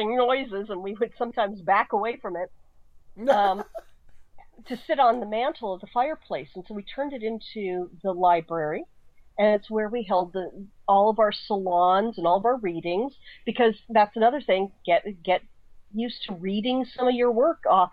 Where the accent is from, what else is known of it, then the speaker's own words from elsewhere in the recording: Colorado Springs, Colorado, United States; now in San Francisco, United States; Colorado Springs, which is where I grew up